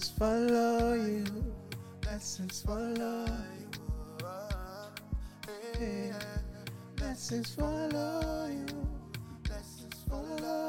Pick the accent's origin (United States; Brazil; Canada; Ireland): Ireland; now in United Kingdom; I grew up in Ireland